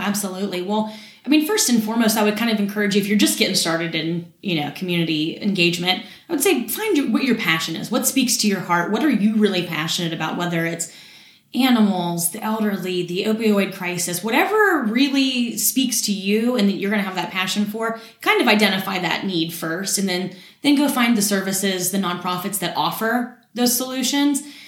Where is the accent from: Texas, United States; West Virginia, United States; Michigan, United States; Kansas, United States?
West Virginia, United States; Morgantown; I was born and raised in Morgantown